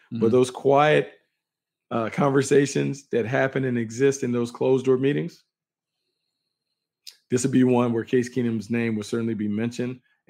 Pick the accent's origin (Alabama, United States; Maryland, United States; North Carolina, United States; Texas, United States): North Carolina, United States; Raleigh; moved away; Growing up in North Carolina in Raleigh